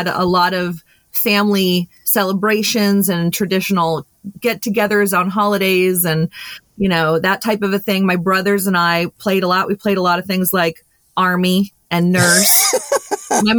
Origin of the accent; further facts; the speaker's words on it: Berks County, Pennsylvania, United States; also born or lived in Lancaster County, Pennsylvania; I grew up in Berks County, Pennsylvania